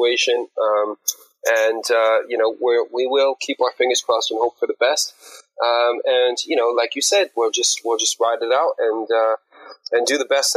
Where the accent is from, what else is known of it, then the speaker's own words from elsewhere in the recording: New York, United States; now in United Kingdom; I'm actually originally from New York